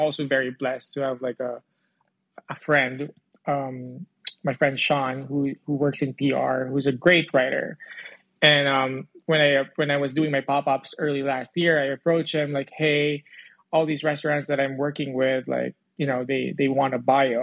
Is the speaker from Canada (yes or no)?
no; Philippines; moved away as an adult; I grew up in the Philippines. I moved here almost 8 years ago.